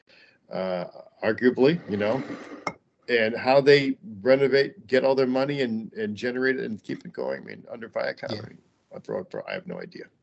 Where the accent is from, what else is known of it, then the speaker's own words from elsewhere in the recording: Cleveland, Ohio, United States; also born or lived in Huntington, West Virginia; I grew up in Cleveland, Ohio, which was one of the manufacturing capitals of the world when I grew up